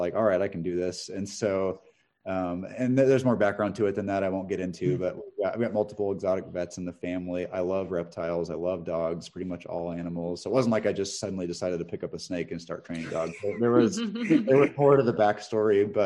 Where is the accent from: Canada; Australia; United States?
United States; Northern California; I grew up in Northern California in a rural area, part of the state that has a lot of rattlesnakes